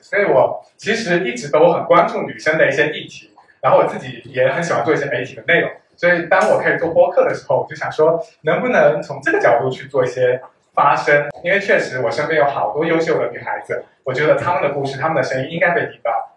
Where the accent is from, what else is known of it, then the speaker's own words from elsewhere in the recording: Fujian, China; accent: Fujian; 我有两个姐的亲姐姐啊，因为我是福建人，跟口音有一点点福建口音啊，所以福建家庭很典型的就是不会有独生子女